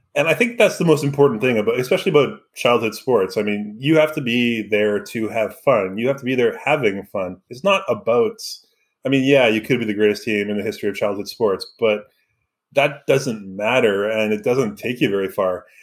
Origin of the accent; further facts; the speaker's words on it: Vancouver, British Columbia, Canada; moved away; growing up in Vancouver, in that area, we aren't the prototypical Canadians